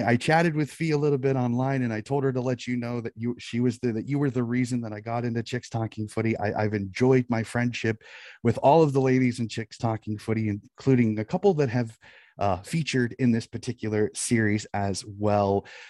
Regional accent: United States; being an American

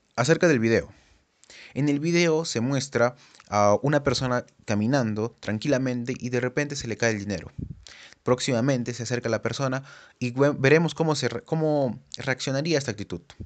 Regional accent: Peru; como sociedad peruana

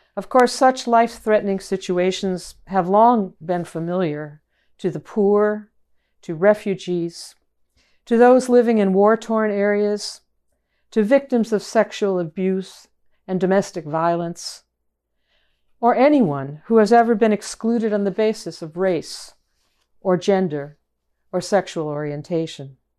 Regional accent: Chicago, Illinois, United States; moved away; also born or lived in Boston; from my hometown in Chicago

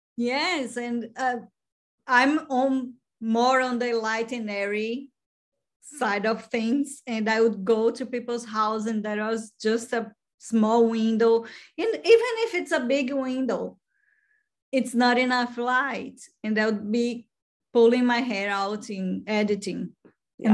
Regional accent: Brazil; moved away; I'm from Brazil

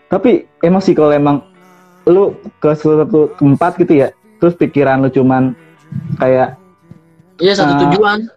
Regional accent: Madura, East Java, Indonesia; now in Jakarta, Indonesia; tahu sendiri kan uh, Jakarta Madura jauh

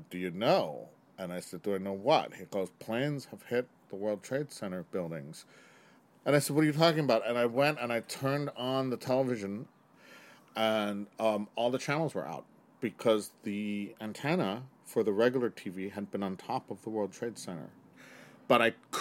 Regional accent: New York City, New York, United States; I've been a lifelong New Yorker growing up here in Chinatown and around Chinatown, the Lower East Side

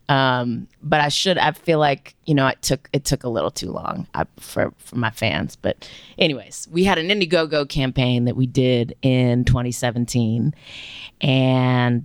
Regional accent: Louisiana, United States; moved away as an adult; now in Memphis, United States; growing up in Louisiana

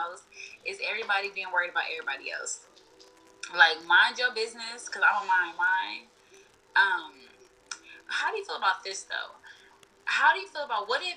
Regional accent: Houston, Texas, United States; I'm from Houston, you know, I'm from the South, and it is still a little traditional out here.

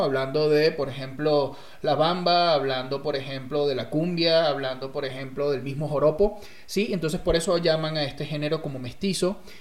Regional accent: Venezuela; now in Mexico; yo soy de, Venezuela, de, uno, de un estado bastante

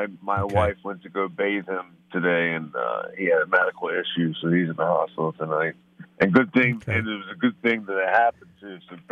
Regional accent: Baltimore, Maryland, United States; I'm in Baltimore, Maryland. I'm born and raised in Baltimore, and Baltimore City

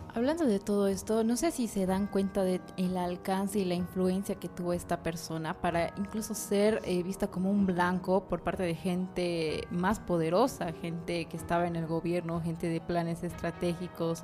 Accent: Bolivia; las cosas que son nuestras como bolivianos

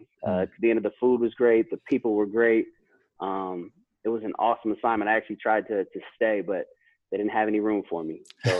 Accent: Maryland, United States; also born or lived in Hawaii / Oklahoma; I was born in Hawaii. We moved to Oklahoma, moved to a couple different places around the U.S. And then I spent most of my adolescent adult and going into my adult years in Maryland.

